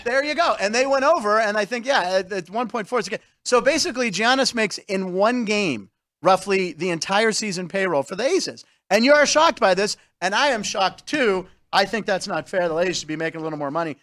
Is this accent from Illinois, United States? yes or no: no; Pittsburgh, Pennsylvania, United States; moved away; also born or lived in Los Angeles; I grew up in Pittsburgh